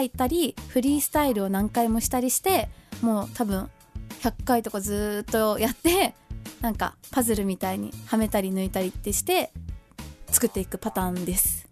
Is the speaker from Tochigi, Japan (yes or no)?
no; Fukuoka, Japan; moved away as an adult; now in Machida, Japan; あの地元福岡なんですけど